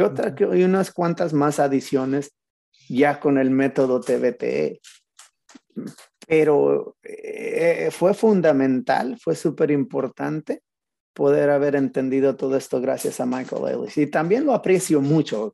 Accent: Zacatecas, Mexico; moved away as an adult; crecí en Zacatecas mi primera etapa de mi vida

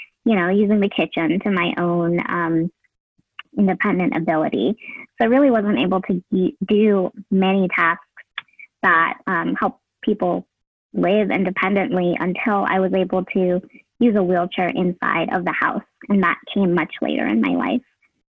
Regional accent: United States; my parents, who are immigrants from Vietnam. And I thought, you know, a lot about how I could improve the systems as an English speaking, you know, first generation Asian American

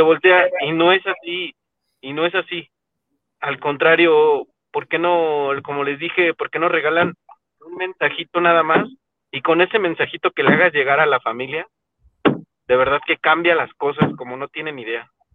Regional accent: Mexico; nosotros como mexicanos

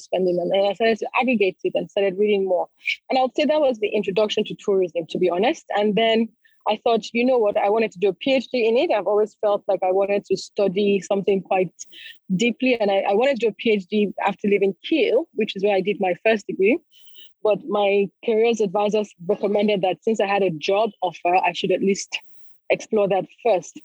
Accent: Lagos, Nigeria; So I was born and brought up in Lagos in Nigeria, so I'm Nigerian.

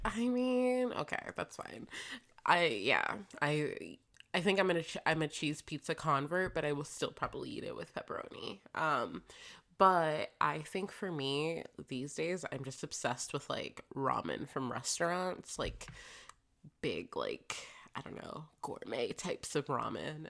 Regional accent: Florida, United States; moved away; a Floridian living somewhere cold

